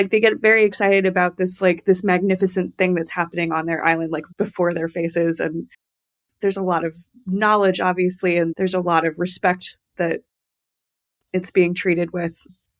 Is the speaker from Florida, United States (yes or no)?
no; Tucson, Arizona, United States; moved away; also born or lived in Iceland; So I grew up in Arizona, in Tucson, which is very close to the U.S.-Mexico border. And there was always Spanish around me, but I was never really given the opportunity in schools to learn it.